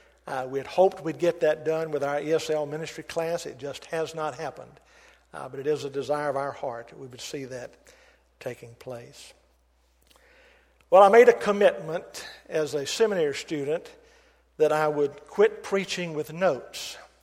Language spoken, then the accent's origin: English; Baton Rouge, Louisiana, United States; now in California, United States; go over to Baton Rouge and visit our family. That's where Doris and I are from.